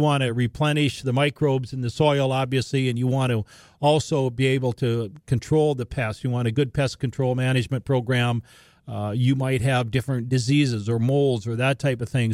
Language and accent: English; Larimore, North Dakota, United States; all the way up near Laramore, my hometown, Western Grand Forks